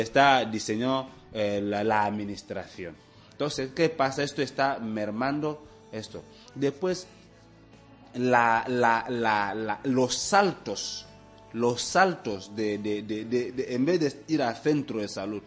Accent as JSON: {"language": "Spanish", "country": "Equatorial Guinea"}